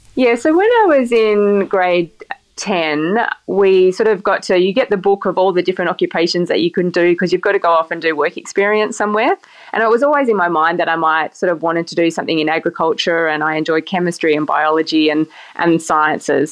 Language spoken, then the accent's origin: English; King Island, Tasmania, Australia; I grew up on a, a little island where there is no wine industry